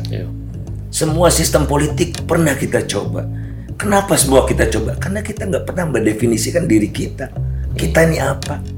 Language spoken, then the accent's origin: Indonesian; Bandung, West Java, Indonesia; uh, keluarga uh, biasa. Siap. Kemudian uh, ayah bekerja di Jakarta untuk sementara, uh, kami di Bandung.